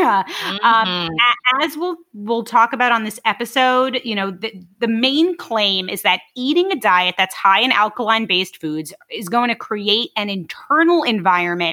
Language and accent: English; New York City, New York, United States; I'm from Brooklyn